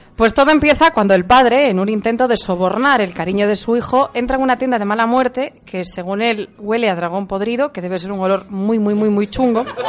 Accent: Galicia, Spain; Me quedo con mi tierra gallega

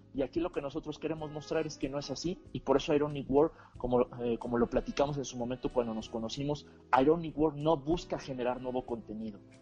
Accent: Mexico; lo que tenemos en común es que somos mexicanos

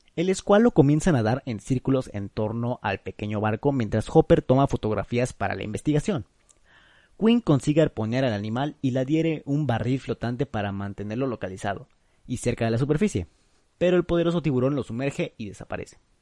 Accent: Mexico; Ah, es que soy de México. Ay, ay, perdón, es que, es que soy mexicano

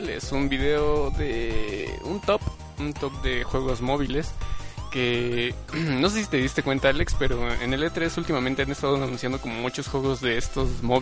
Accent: Mexico City, Mexico; yo sí soy del DF, yo nací

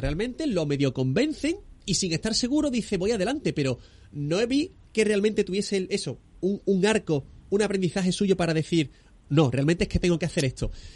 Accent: Barbate, Andalusia, Spain; Hemos estado grabando en Barbate, que es mi tierra también

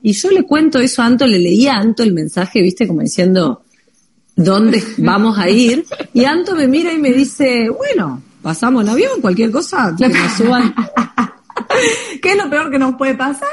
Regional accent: Paraná, Entre Ríos, Argentina; now in Europe; nosotros que somos argentinas

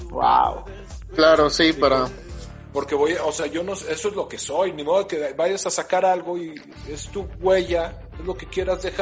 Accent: León, Guanajuato, Mexico; soy de León, Guanajuato. A los 20 años me fui

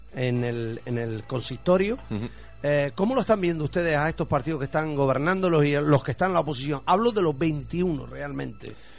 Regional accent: Canary Islands, Spain; a lo canario, a lo de aquí

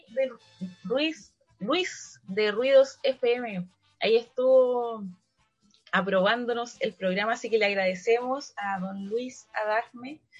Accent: Valparaíso, Chile; Soy de Valparaíso

